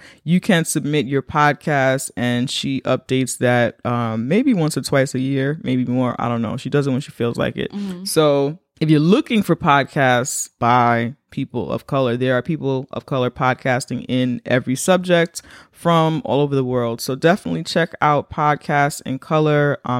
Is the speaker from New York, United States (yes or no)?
yes; Bronx, New York, United States; We're from the Bronx.